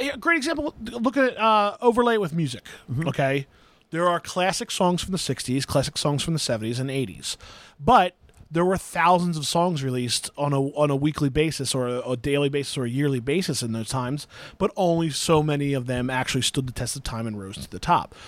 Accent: New Jersey, United States; accent: South Jersey; I was born and raised in South Jersey

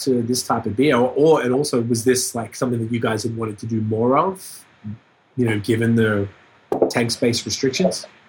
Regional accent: Canada; we're from Canada

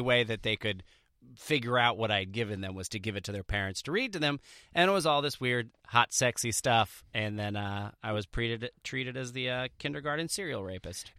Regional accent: Jersey Shore, New Jersey, United States; I grew up on the Jersey Shore

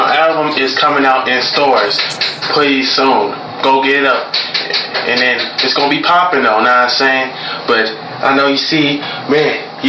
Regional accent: Northside, Twin Cities, Minnesota, United States; I'm from Northside Zone, Twin City, Minnesota. That's where I'm from.

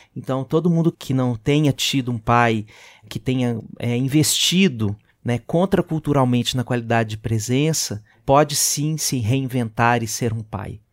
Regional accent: Belo Horizonte, Minas Gerais, Brazil; moved away; eu sou Belo Horizontino, eu sou mineiro

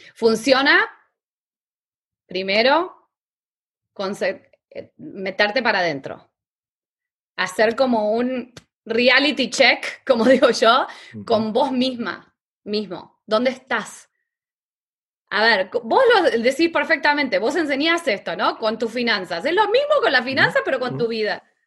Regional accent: Argentina; moved away as an adult; also born or lived in New York; mi papá tenía un, negocio de lencería en Argentina

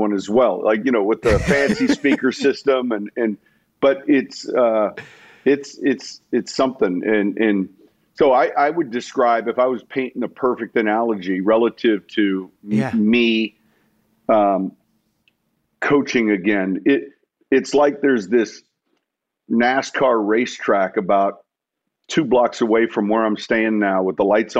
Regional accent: Chicago, Illinois, United States; moved away; I'm from Chicago

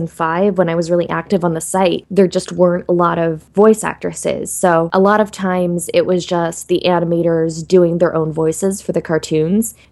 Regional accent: Alaska, United States; moved away; I grew up in Alaska

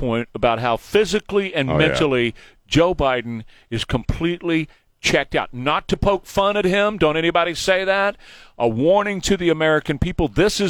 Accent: Venezuela; I was raised by Cubans in Venezuela.

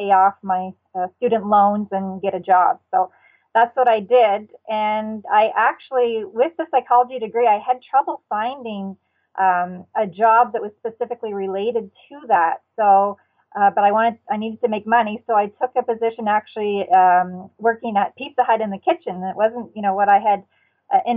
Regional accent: New Brunswick, Canada; I grew up in New Brunswick, Canada

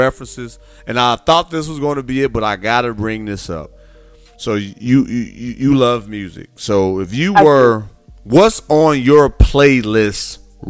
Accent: Midwest, United States; I'm from the Midwest.

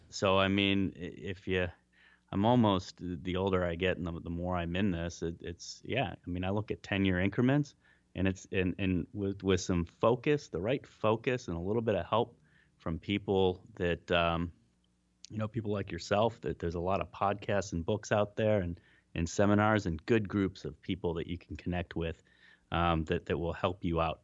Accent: Cleveland, Ohio, United States; moved away; also born or lived in Melbourne, Australia; my hometown of Cleveland

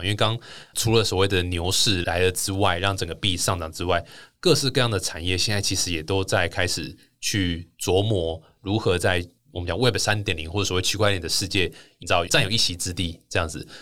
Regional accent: Taiwan; 那这个是我们台湾人其实一直都不是那么特别习惯的一个方式

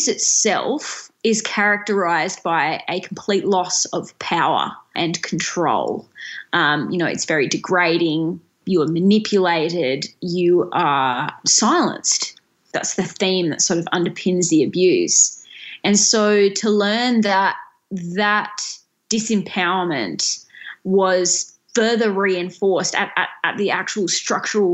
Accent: Tasmania, Australia; the University of Tasmania, which is the only university in my home state

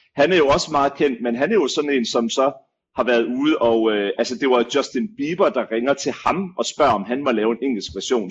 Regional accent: Denmark; som danskere

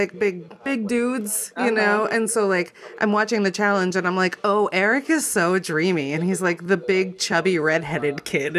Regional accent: rural Maine, United States; I'm from, like, real rural Maine. I'm from the top of the Appalachians.

